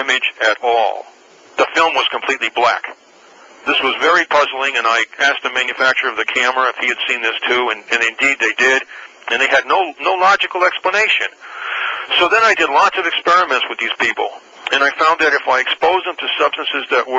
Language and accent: English; New England, United States; moved away; also born or lived in California; I'm originally from New England